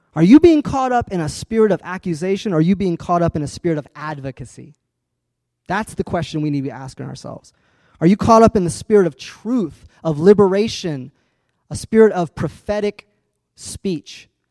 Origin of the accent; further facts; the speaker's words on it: Urbana, Illinois, United States; I grew up in Urbana